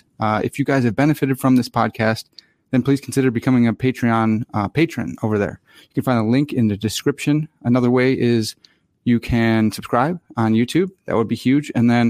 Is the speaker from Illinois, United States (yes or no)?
yes; Lombard, Illinois, United States; I grew up in Lombard, Illinois